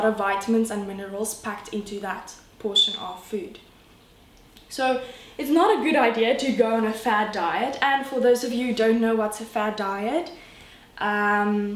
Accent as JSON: {"language": "English", "country": "South Africa", "said": "I'm from South Africa, enjoying the Cape Town life"}